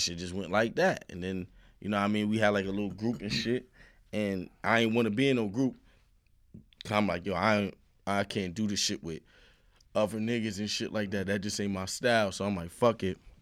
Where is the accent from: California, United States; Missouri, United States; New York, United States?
New York, United States; New York City; also born or lived in Far Rockaway, Queens; I'm from the Sty, Marcy